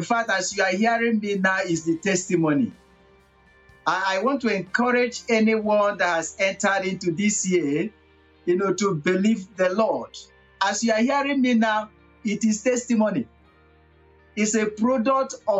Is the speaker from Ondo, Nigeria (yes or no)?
no; Abia, Nigeria; now in Togo; I come from Nigeria, a part of Nigeria that is called southeast of Nigeria, Abia State